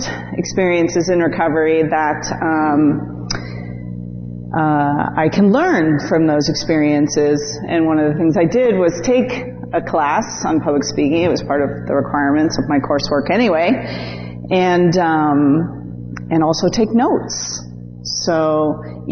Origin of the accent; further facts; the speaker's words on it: Connecticut, United States; moved away; also born or lived in Staten Island, New York / Chicago; I was born in Staten Island, New York, which I hear is now quite the meth capital, right? Which is, yes. Which is sad, but I moved to Connecticut